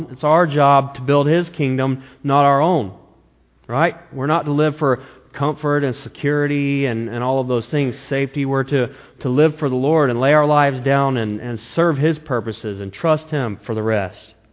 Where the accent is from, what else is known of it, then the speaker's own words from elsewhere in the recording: the South, United States; You know, I came from the South, the Bible Belt.